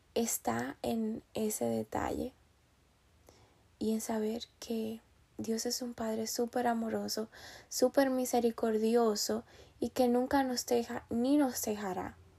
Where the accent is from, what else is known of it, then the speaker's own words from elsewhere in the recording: Dominican Republic; also born or lived in New York, United States; now in Pennsylvania, United States; yo soy de República Dominicana